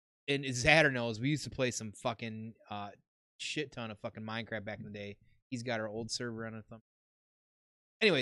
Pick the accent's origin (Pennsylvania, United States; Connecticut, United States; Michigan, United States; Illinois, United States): Michigan, United States; We're from Michigan